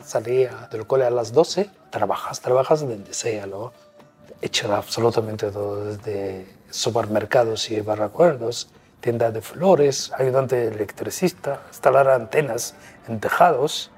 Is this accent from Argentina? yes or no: no; Nubia, Egypt; Spanish is a second language; moved away as an adult; also born or lived in Cairo, Egypt; now in Spain; soy nubio, soy español, soy europeo.